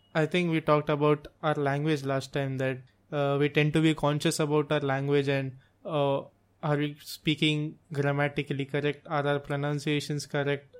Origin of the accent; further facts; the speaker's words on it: India; English is a second language; we live in India